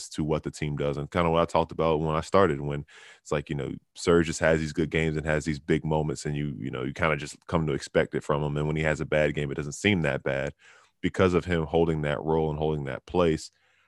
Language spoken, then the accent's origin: English; Charlotte, North Carolina, United States; born there; I mean, I was born in Charlotte, so I'm not going to say it's not even like me coming at my city